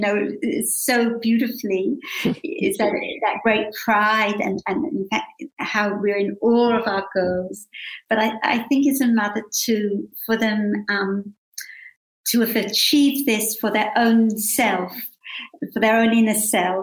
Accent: London, United Kingdom; now in Australia; I was born in London, so my parents came to London from Krakow, from Poland, after the war. And I think we grew up with a very great sense of gratitude and appreciation to have grown up in England

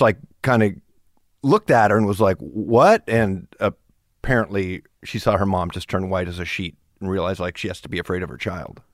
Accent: Kirkland, Washington, United States; first language German; English is a second language; moved away; also born or lived in California / Wiesbaden, Germany; I grew up pretty much in Seattle. Like, my family moved to the suburbs of Seattle when I was four

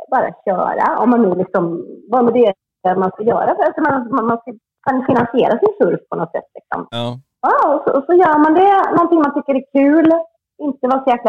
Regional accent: Sweden; moved away as an adult; now in Hossegor, France

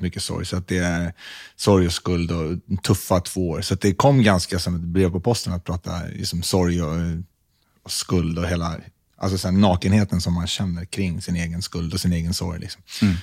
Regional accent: Stockholm, Stockholm County, Sweden; Jag växte upp på Södermalm

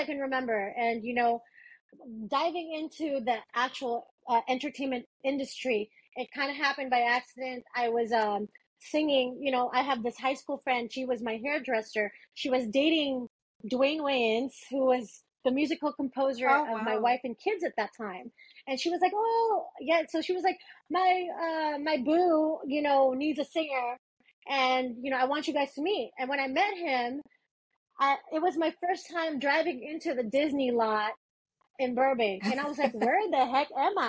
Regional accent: Manila, Metro Manila, Philippines; now in United States; I'm originally from the Philippines

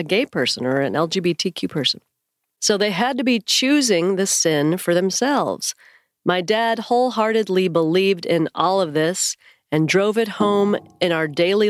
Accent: California, United States; I grew up in Northern California in a church that would describe itself as independent KJV, King James Version.

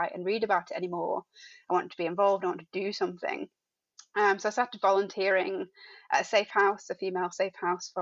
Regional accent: Dewsbury, Yorkshire and the Humber, United Kingdom; moved away as an adult; also born or lived in Sheffield; now in Birmingham, United Kingdom; I was born in Dewsbury, went to university at Sheffield Hallam

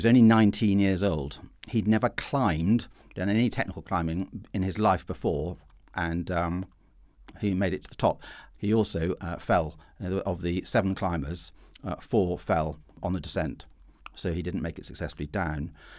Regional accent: Perth, Scotland, United Kingdom; born there; I was born in Perth in Scotland, where I can assure listeners it is considerably colder than where Peter was toughened up in southern England.

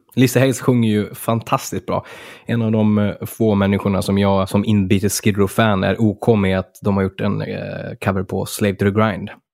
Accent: Örnsköldsvik, Västernorrland County, Sweden; från min hemstad där Örnsköldsvik

